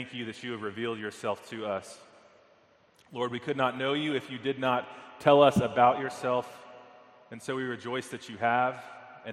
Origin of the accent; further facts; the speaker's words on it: Texas, United States; moved away; I'm from Texas.